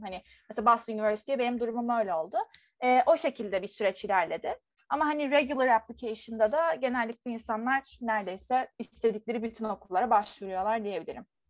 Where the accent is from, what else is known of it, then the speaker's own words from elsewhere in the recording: Turkey; ben bir Türk olarak